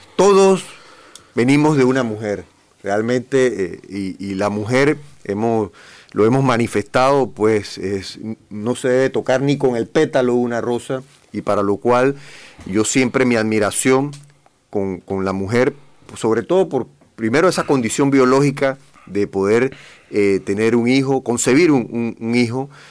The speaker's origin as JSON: {"language": "Spanish", "country": "Panama", "said": "como panameños"}